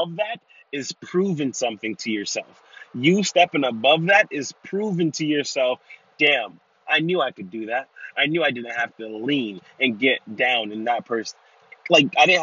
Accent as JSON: {"language": "English", "town": "New York City", "region": "New York", "country": "United States", "tie": "born or raised there", "said": "I was raised in Brooklyn, New York"}